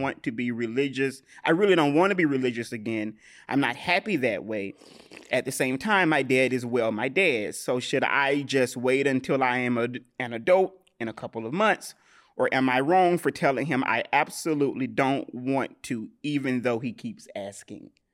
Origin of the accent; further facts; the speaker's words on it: the South, United States; I'm from the South